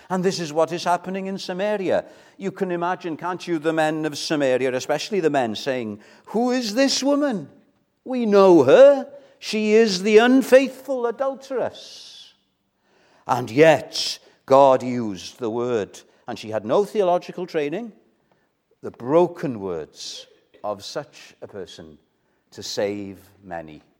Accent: Wales, United Kingdom; I'm Welsh

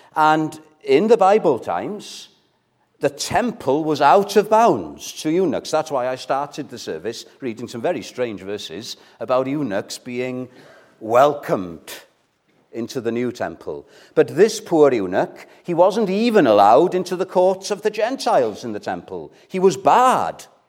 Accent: Wales, United Kingdom; first language Welsh; English is a second language; My first language is Welsh, right? So I struggle with English sometimes

